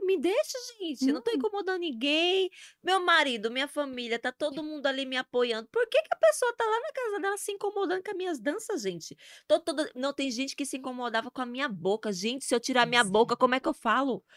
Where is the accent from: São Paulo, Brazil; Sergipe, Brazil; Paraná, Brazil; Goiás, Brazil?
Sergipe, Brazil; Itabaiana; accent: nordestina; moved away as an adult; also born or lived in Aracaju / Cuiabá; now in Curitiba, Brazil; de Sergipe, né? Eu nasci em Aracaju, mas a minha vida até os 20 anos. É, 20 não, 23. 23 anos, 24, que eu morei em Sergipe, né, com a minha mãe lá em Itabaiana.